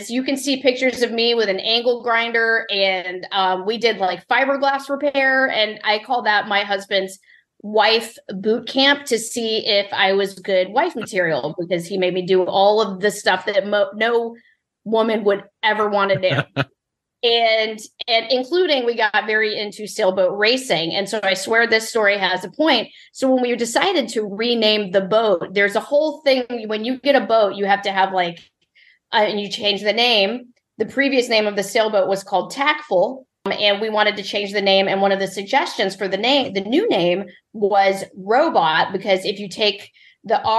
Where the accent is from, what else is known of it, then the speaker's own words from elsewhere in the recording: Mississippi, United States; born there; most people have no idea I was born in Mississippi because I don't have much of a, a, Southern accent.